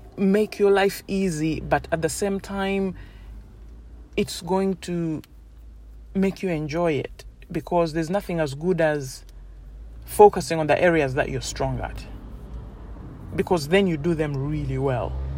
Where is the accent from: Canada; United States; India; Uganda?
Uganda; now in United Kingdom; I grew up in Uganda and I was in boarding school